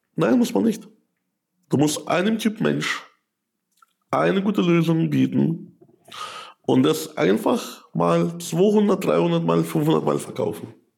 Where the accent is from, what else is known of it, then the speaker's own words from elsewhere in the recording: Ukraine; also born or lived in Germany; now in Landshut, Germany; ich komme aus der Ukraine.